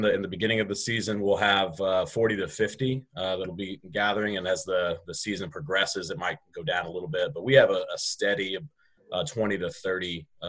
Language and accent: English; Wichita, Kansas, United States; I was actually born and raised in Wichita my whole life.